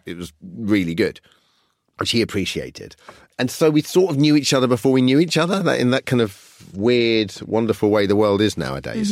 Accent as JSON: {"language": "English", "country": "United Kingdom", "tie": "born or raised there", "said": "I grew up just outside London"}